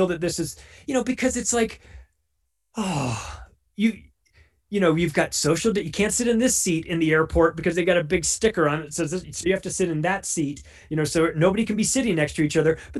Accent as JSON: {"language": "English", "region": "Southern California", "country": "United States", "moved": "as an adult", "lives_now": "Denver, United States", "said": "I'm from Southern California"}